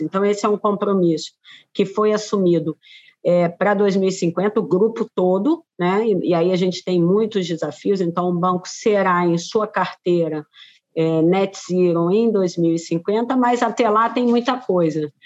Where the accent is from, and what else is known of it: Brazil